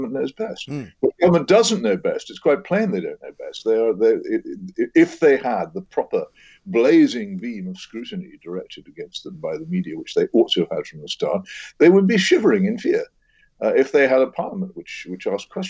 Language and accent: English; Oxford, South East England, United Kingdom; my hometown, Oxford